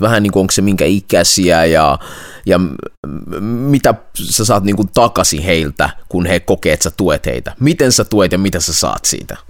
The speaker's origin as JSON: {"language": "Finnish", "town": "Vaasa", "region": "Ostrobothnia", "country": "Finland", "said": "me kummatkin ollaan siis Vaasasta, Suomen länsirannikolta"}